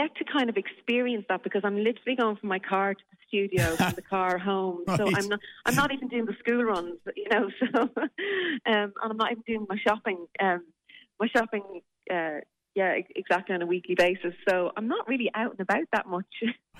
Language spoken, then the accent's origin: English; Newbridge, Leinster, Ireland; but there was nowhere in Newbridge. I grew up in Kildare that, you know, you could go and do those classes.